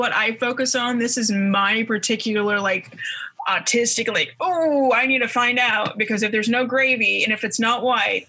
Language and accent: English; Idaho, United States; moved away; I grew up in Idaho, which is just it's one of the largest rural states. It's like one of the top 10 biggest states, 1.5 million people throughout all of it.